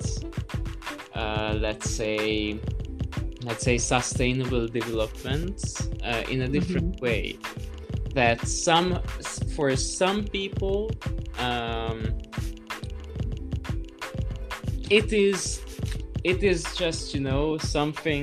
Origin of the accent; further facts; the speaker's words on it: Budapest, Hungary; now in Brussels, Belgium; coming from Hungary, from Budapest, and my whole family is from Budapest